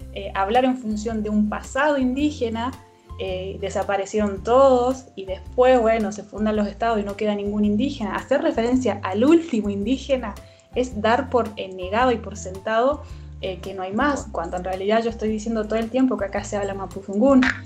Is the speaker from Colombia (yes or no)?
no; Chile; now in Neuquén, Argentina; mi origen territorial se encuentra en, del otro lado de la cordillera, en Gulumapu, eh, en el cual viví muchos años.